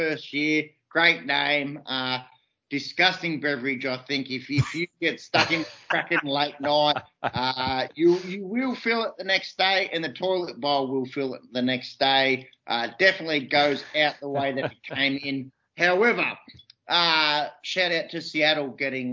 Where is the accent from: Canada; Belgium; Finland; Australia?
Australia; as an Aussie basketball fan